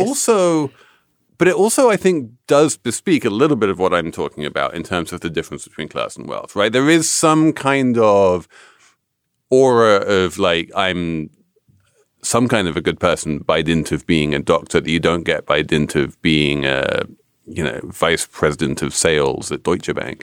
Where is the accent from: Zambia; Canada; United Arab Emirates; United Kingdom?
United Kingdom; England; moved away; as an Englishman